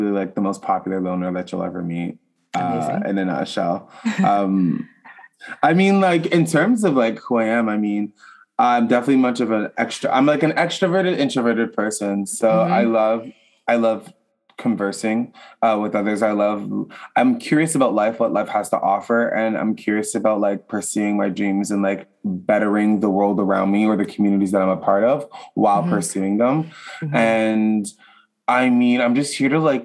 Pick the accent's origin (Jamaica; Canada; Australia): Canada; Ottawa, Ontario; I'm from Ottawa, Canada, the capital